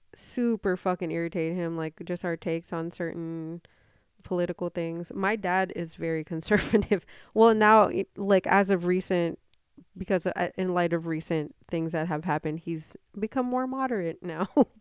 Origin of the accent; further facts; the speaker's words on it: Philippines; I have to be a little bit more like proud as a Filipino to say this